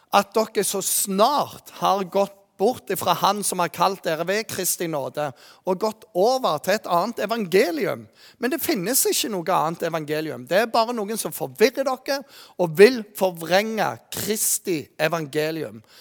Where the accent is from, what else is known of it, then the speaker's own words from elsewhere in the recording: Jæren, Rogaland, Norway; moved away; also born or lived in Bergen; Jeg kommer jo fra Jæren